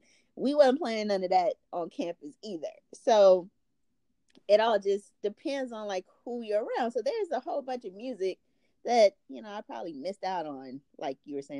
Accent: Inglewood, California, United States; Growing up in Inglewood, that was not what was playing on K-Day. It was not what was playing on The Box.

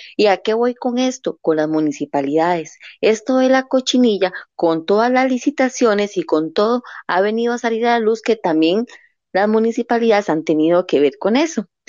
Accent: Costa Rica; como costarricense

